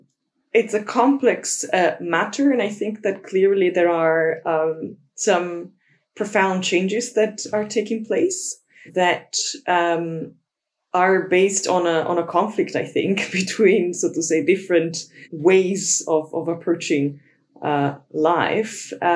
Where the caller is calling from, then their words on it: London, United Kingdom; I'm calling in from London, the rainy London.